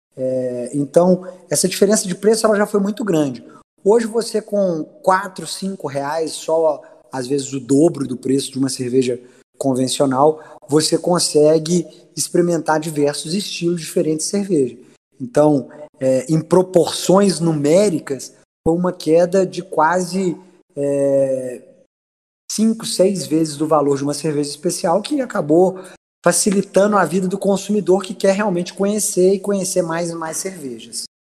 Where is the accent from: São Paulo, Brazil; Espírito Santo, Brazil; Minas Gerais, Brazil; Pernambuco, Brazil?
Minas Gerais, Brazil; como um bom mineiro